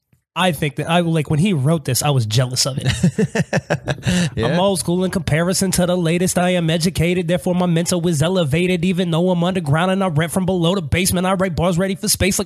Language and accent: English; United States; But I'm American, so I say Hiroshima.